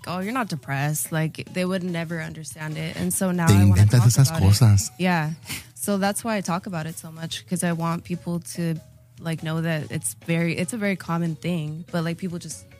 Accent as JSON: {"language": "English", "town": "Chula Vista", "region": "California", "country": "United States", "tie": "born or raised there", "also_born_or_lived": "Los Angeles", "first_language": "Spanish", "second_language": "English", "said": "I liked growing up in, mm-hmm, Chula Vista."}